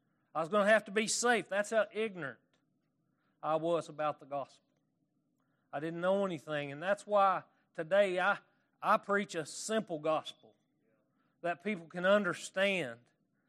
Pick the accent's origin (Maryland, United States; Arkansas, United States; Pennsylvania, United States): Arkansas, United States; accent: Arkansas; I can't get my Arkansas accent around. And I acquired this accent because I moved to Paris, Arkansas